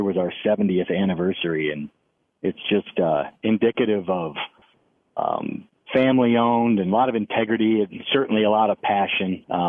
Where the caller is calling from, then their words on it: Cedar Rapids, Iowa, United States; Well, I live in Cedar Rapids, Iowa.